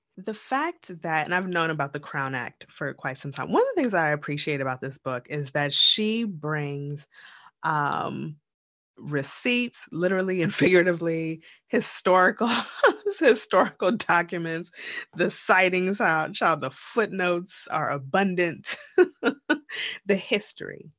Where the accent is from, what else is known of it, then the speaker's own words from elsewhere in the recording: Jamaica; we're both Jamaican